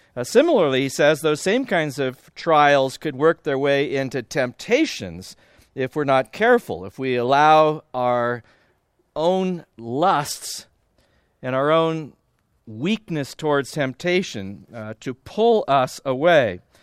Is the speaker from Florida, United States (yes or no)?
no; Southern California, United States; also born or lived in Iowa; I'm from Southern California, I'm, uh, currently at Biola University.